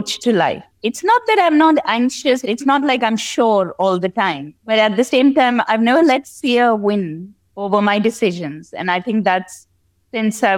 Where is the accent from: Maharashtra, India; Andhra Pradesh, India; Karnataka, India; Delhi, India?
Delhi, India; moved away as an adult; also born or lived in London, United Kingdom; I grew up in India, and I left home fairly early, just after university